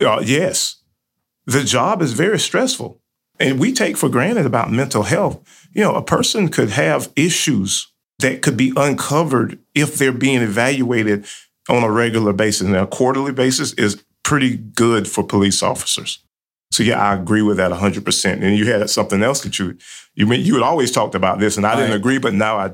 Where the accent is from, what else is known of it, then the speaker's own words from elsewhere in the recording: Georgia, United States; born there; I am 51 years old. I was born in 1969 in South Georgia.